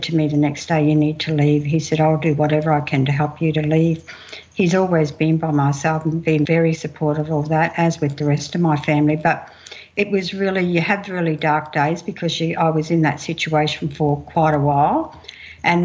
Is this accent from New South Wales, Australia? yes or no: no; Mount Isa, Queensland, Australia; also born or lived in Camooweal; I'm Kalkadoon Wanyee. I grew up in Mount Isa and I spent many of my childhood days out in Kemmerwell.